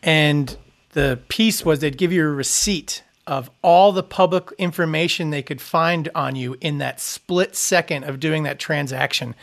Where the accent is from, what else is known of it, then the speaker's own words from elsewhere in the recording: Long Island, New York, United States; I grew up on Long Island